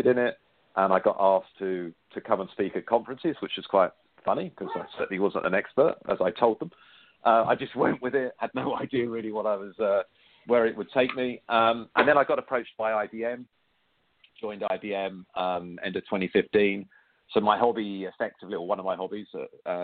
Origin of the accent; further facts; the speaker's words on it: United Kingdom; I am British